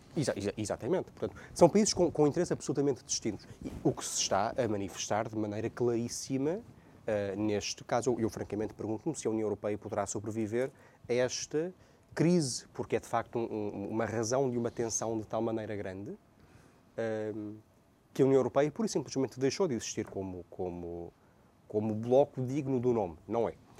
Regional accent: Portugal

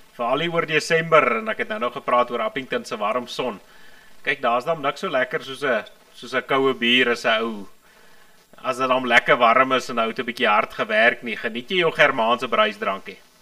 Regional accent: Transvaal, South Africa; ek kom hier van ek kom hier van Transvaal af

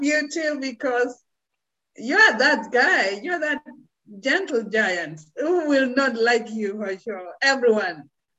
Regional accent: Kenya; moved away; I come from Kenya originally.

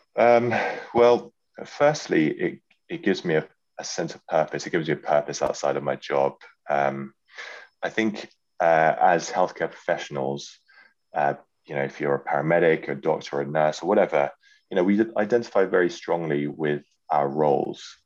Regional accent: London, United Kingdom; moved away; also born or lived in Yorkshire; it's my hometown.

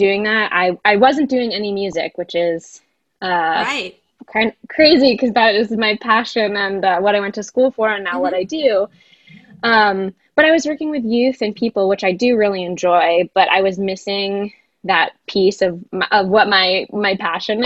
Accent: New Jersey, United States; moved away; also born or lived in Connecticut; I'm from New Jersey originally

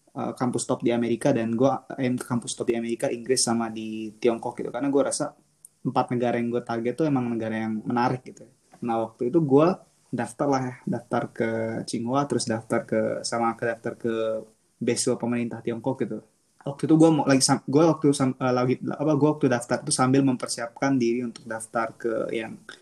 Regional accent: Lombok, West Nusa Tenggara, Indonesia; moved away as an adult; also born or lived in Medan (ancestry) / Japan (exchange year); now in Beijing, China; gue dari kecil di Lombok gitu dan gue sampai besar terus pendidikannya di Lombok

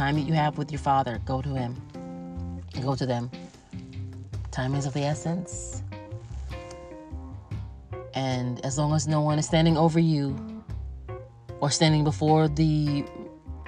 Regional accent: United States; I am an American with African ancestry

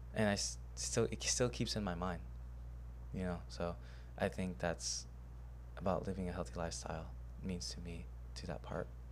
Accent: Houston, Texas, United States; I was born in Houston, Texas, um, but my parents are from Cambodia

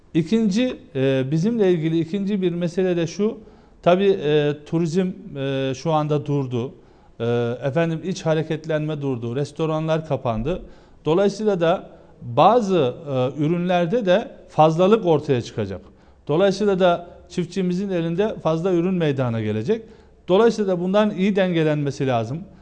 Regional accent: Geceköy, Günyüzü, Eskişehir, Turkey; now in Ankara, Turkey; bizim köyümüz Ankara'ya yakın. Eskişehir'in e, Günüzlü ilçesi Geceköy'ü.

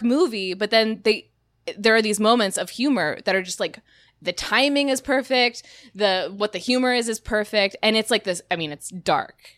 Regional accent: Delaware, United States; moved away; originally from the state of Delaware

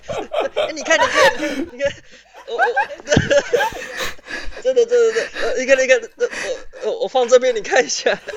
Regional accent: Taiwan; 听说我们台湾人都包二奶

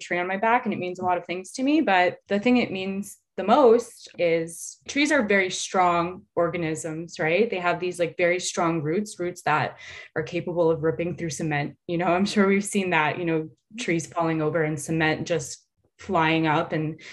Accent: United States; being a young girl growing up in the suburbs of America

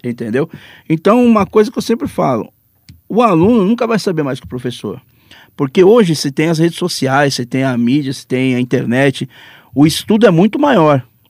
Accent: São Vicente, São Paulo, Brazil; eu sou de São Vicente

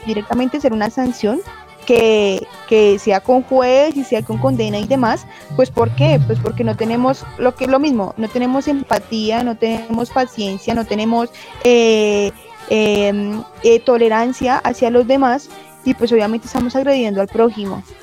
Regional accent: Colombia; Los colombianos tenemos

